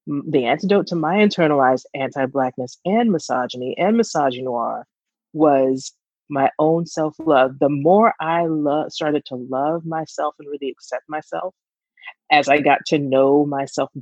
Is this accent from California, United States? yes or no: no; Georgia, United States; we're from Georgia